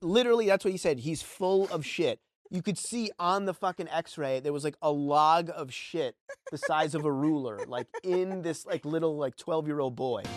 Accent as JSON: {"language": "English", "region": "New York", "country": "United States", "tie": "born or raised there", "said": "I grew up in New York"}